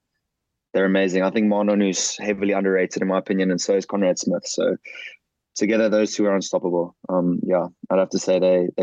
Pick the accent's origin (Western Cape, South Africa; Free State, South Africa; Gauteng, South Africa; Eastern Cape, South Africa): Western Cape, South Africa; Melkbosstrand; I'm from Melkbos.